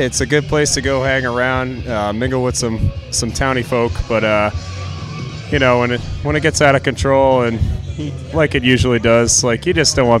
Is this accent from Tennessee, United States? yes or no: no; Spencer, Massachusetts, United States; I'm from Spencer.